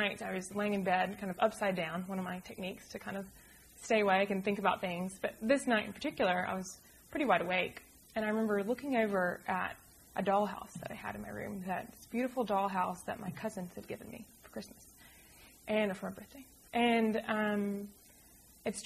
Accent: Birmingham, Alabama, United States; moved away as an adult; also born or lived in Charlottesville, Virginia; growing up from Birmingham to Charlottesville and back

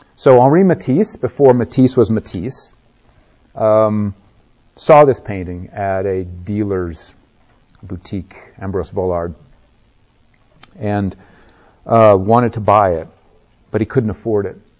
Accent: Nebraska, United States; I grew up in Nebraska

